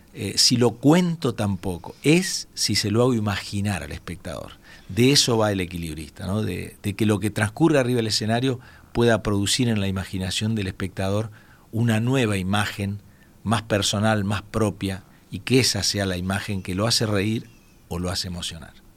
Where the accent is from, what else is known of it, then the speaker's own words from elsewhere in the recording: Entre Ríos, Argentina; moved away; atendiendo un stand de la provincia de Entre Ríos, donde yo nací